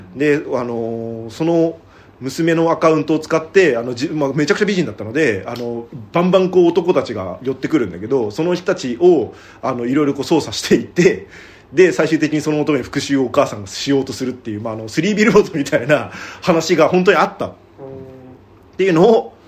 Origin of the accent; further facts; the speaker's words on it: Hokkaido, Japan; moved away; 僕その地元北海道に帰りばまあ牛とかいますけど